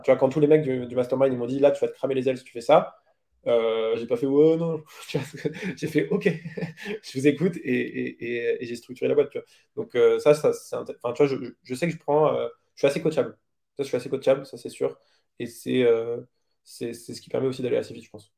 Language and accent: French; France; on est français